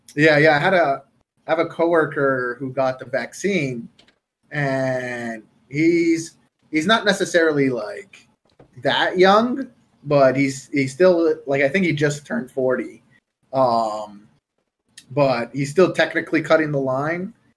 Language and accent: English; Canada; I'm Canadian.